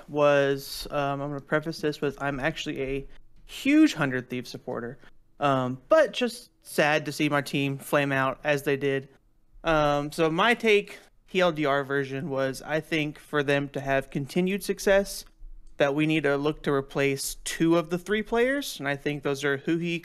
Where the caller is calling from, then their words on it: Charlotte, North Carolina, United States; Hey, calling from Charlotte, North Carolina.